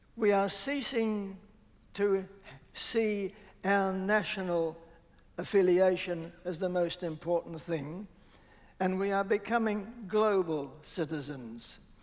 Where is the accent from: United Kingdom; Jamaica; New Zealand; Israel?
New Zealand; also born or lived in Australia; I was brought up mainly in Southland and Otago